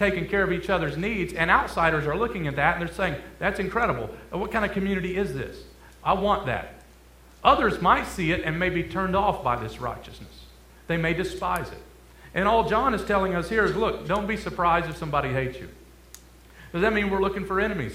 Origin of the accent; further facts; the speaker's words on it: Detroit, Michigan, United States; moved away as an adult; also born or lived in Kentucky; I'm originally from Detroit, Michigan